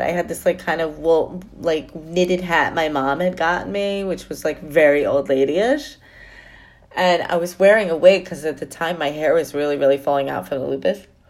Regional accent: New York, United States; I'm a New Yorker. I'm proud of that.

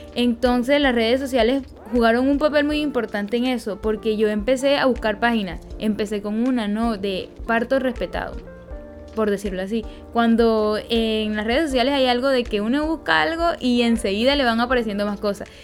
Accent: Peñoncito, Magdalena, Colombia; soy de Peñoncito Magdalena

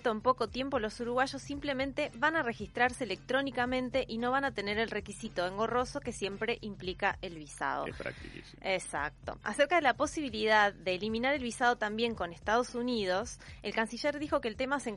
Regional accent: Argentina; Yo soy argentina.

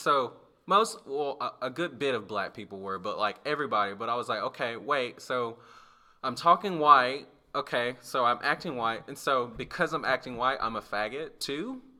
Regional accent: Alabama, United States; like, the campus in my hometown in Alabama, when we moved to Alabama

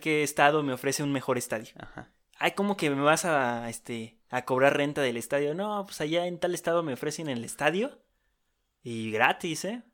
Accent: Mexico; somos mexicanos

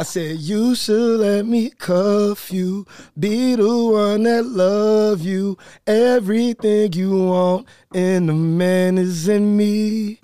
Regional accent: Chicago, Illinois, United States; I'm from Chicago

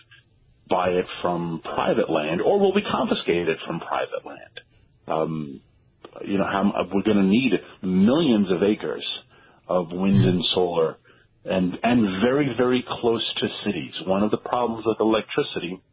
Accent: New York, United States; I grew up in New York

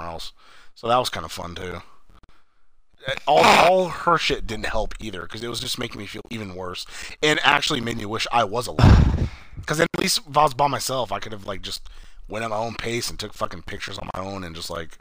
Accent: Sacramento, California, United States; I'm from Sacramento, California

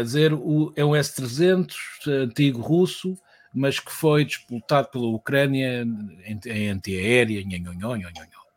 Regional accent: Portugal

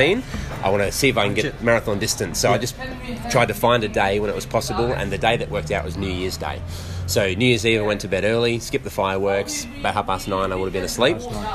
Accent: Papua New Guinea; moved away; I grew up in Papua New Guinea.

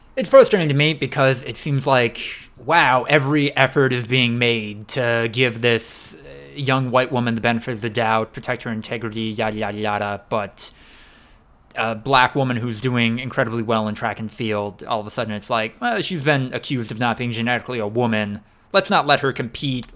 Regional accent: United States; the Fox River that went through my hometown

